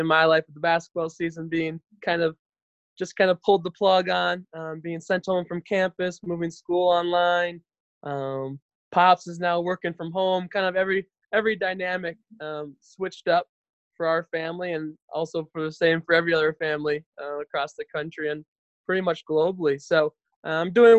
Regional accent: Maple Grove, Minnesota, United States; moved away as an adult; also born or lived in Wisconsin; I'm originally from Maple Grove, Minnesota, where I am at right now, currently quarantined with my parents

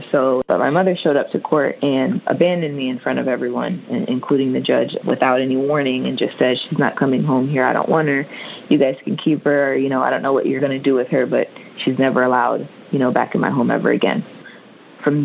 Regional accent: Maryland, United States; I am originally from Maryland.

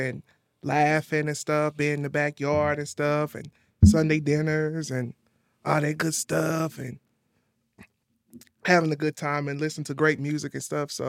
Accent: Indianapolis, Indiana, United States; How y'all doing out there? Born and raised in Indianapolis, Indiana.

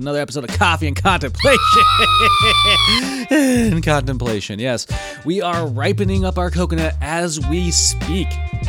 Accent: Washington, United States; Washington State, my home state

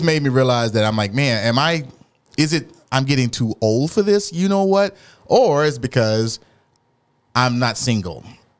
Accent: Dallas, Texas, United States; I'm from Oak Cliff

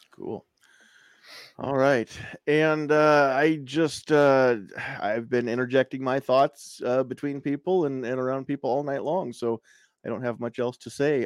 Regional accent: United States; As an American

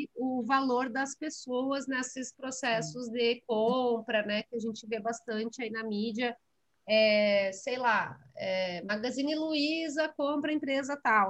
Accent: Santa Maria, Rio Grande do Sul, Brazil; moved away as an adult; now in São Paulo, Brazil; eu nasci em Santa Maria, no Rio Grande do Sul, é, cresci em Santa Maria

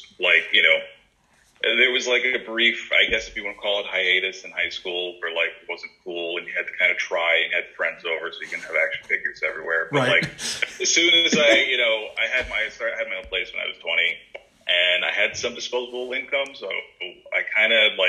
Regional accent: New York, United States; now in Charlotte, United States; I was there a few years ago, from New York, actually, because we wanted to buy a house

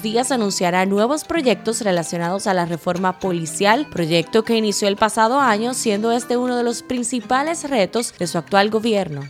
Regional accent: Dominican Republic; nuestra soberanía e identidad como dominicanos y dominicanas

